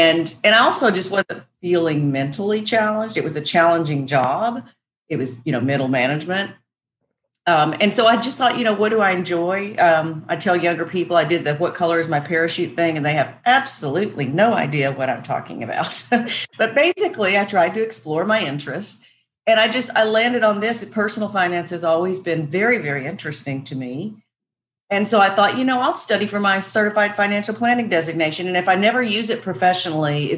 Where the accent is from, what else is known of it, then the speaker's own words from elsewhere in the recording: Northwest Arkansas, United States; moved away as an adult; now in Nashville, United States; I grew up in Northwest Arkansas